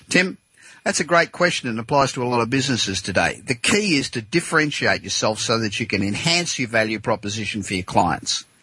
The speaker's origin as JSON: {"language": "English", "town": "Los Angeles", "region": "California", "country": "United States", "tie": "born or raised there", "said": "from my hometown of Los Angeles."}